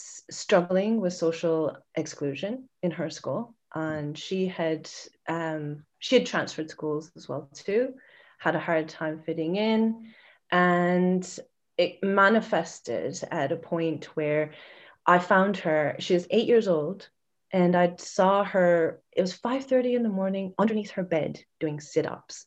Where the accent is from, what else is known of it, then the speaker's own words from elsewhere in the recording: Vancouver, British Columbia, Canada; I'm from Vancouver.